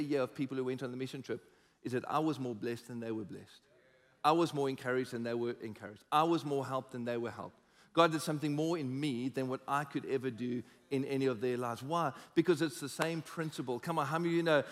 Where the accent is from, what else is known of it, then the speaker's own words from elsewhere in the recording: South Africa; we're South African